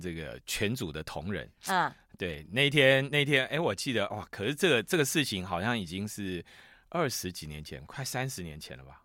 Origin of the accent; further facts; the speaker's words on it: Taiwan; 我们台湾人